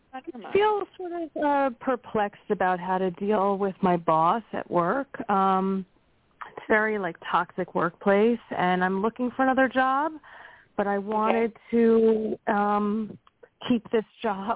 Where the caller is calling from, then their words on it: Pennsylvania, United States; from Pennsylvania.